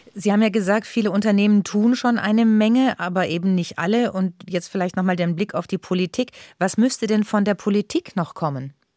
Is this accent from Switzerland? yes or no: no; Germany; bei uns in Deutschland